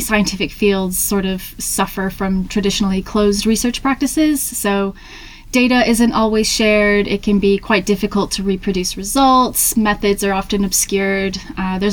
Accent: Hampton, New Hampshire, United States; moved away as an adult; also born or lived in Tennessee; now in Manchester, United Kingdom; I'm originally from Hampton, New Hampshire in the US.

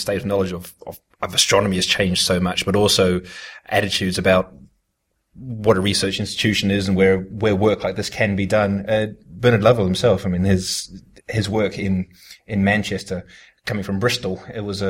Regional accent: New Zealand; moved away as an adult; I was fresh off the boat, if you like, from New Zealand

